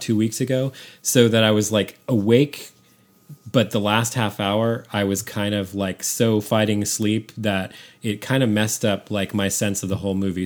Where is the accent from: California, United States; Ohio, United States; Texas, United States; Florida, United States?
California, United States; San Francisco; I grew up in San Francisco